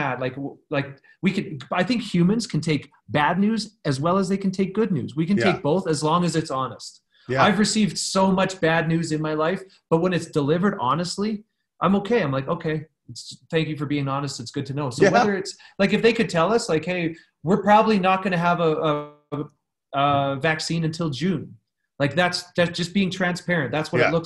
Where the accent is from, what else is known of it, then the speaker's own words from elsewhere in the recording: Canada; moved away as an adult; now in Los Angeles, United States; I am a Canadian. I have my US green card, but I'm not a US citizen